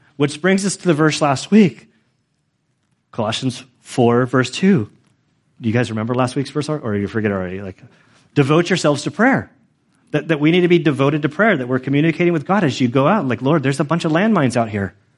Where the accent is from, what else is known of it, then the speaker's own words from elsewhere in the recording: United States; I'm an American.